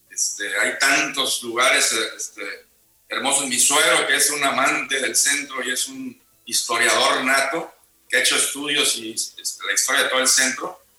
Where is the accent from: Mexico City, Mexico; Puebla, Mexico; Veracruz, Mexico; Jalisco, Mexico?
Veracruz, Mexico; yo toda mi vida, aunque no nací en Veracruz, viví desde